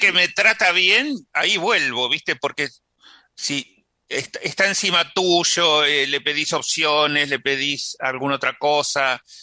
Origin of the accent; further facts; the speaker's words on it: San Antonio de Areco, Buenos Aires Province, Argentina; San Antonio de Areco, donde yo nací